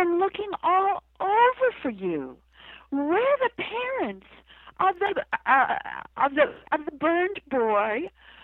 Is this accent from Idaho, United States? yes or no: yes; Idaho, United States; now in Charlottesville, United States; I come from Idaho